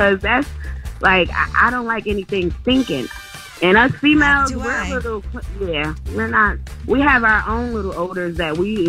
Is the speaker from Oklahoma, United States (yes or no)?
no; Newark, New Jersey, United States; I'm from Newark.